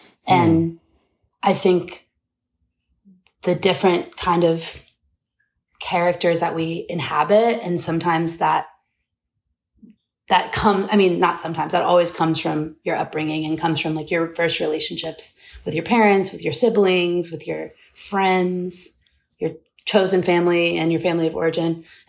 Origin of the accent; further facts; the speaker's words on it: Bowling Green, Kentucky, United States; now in Atlanta, United States; Yes, I moved around a lot as a kid. Like I moved a ton, but Bowling Green is kind of my hometown.